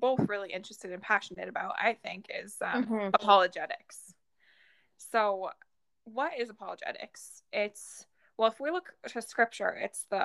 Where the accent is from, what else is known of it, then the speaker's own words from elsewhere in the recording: Michigan, United States; I'm from Michigan